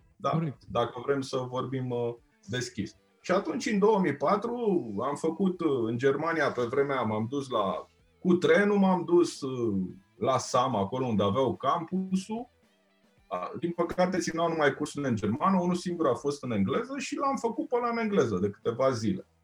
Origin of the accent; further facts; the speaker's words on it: Romania; sunt din România.